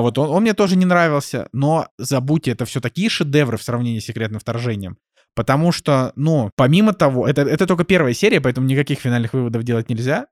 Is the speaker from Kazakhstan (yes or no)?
no; Russia; я на это смотрю не как обиженный россиянин